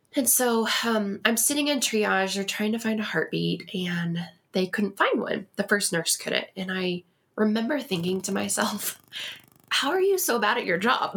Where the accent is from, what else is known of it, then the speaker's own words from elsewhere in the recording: Texas, United States; moved away as an adult; now in Colorado Springs, United States; I am originally from Texas